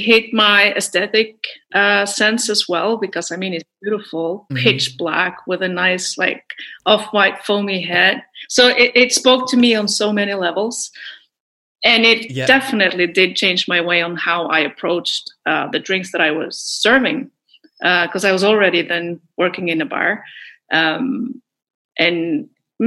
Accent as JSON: {"language": "English", "region": "Telemark", "country": "Norway", "tie": "born or raised there", "said": "I grew up in Telemark, which is like the countryside, middle of fucking nowhere in Norway"}